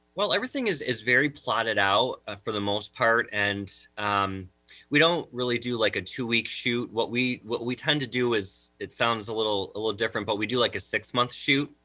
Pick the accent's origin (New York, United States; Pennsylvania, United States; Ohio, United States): New York, United States; Jamestown; I'm actually originally from the Jamestown, New York area